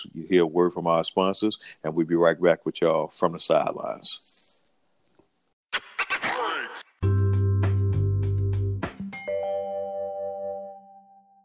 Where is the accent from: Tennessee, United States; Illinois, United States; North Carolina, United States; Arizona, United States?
Illinois, United States; Chicago; I'm a Chicagoan